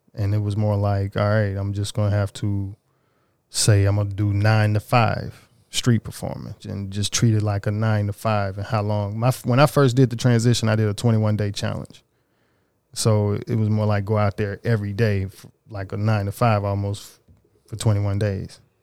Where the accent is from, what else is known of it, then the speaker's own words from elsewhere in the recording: Oxford, Mississippi, United States; moved away as an adult; now in Los Angeles, United States; I'm from Little Bitty, Oxford, Mississippi